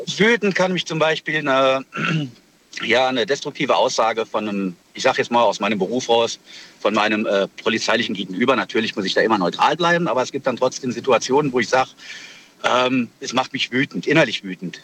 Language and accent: German; Kaiserslautern, Rhineland-Palatinate, Germany; aus Kaiserslautern